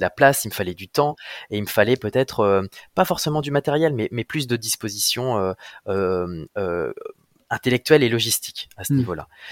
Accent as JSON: {"language": "French", "town": "Amiens", "region": "Hauts-de-France", "country": "France", "also_born_or_lived": "Brussels", "moved": "as an adult", "lives_now": "Créteil, France", "said": "je suis, un petit gars du nord de la France, hein. je viens, mmh. je viens d'Amiens."}